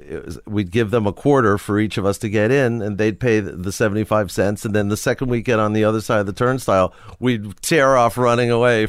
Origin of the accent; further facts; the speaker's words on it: Forest Hills, New York, United States; I grew up in Forest Hills, New York.